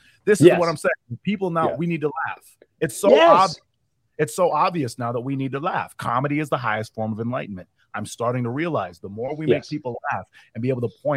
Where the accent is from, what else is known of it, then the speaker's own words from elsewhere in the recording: Minnesota, United States; moved away; I'm from Minnesota, and I was up there during the George Floyd riots